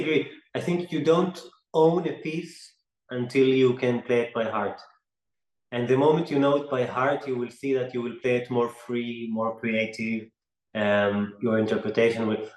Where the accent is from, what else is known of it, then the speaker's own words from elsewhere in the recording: Israel; I grew up in the Middle East in, in Israel